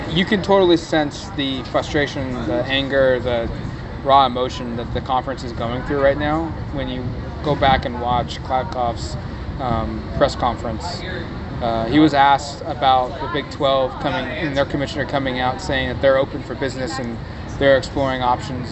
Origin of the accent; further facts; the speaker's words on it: Eugene, Oregon, United States; you and I grew up in Eugene